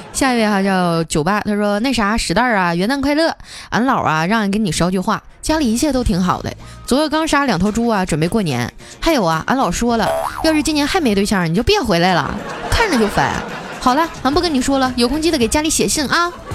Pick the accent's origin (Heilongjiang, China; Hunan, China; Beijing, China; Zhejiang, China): Heilongjiang, China; Qitaihe; moved away; 我一土生土长东北人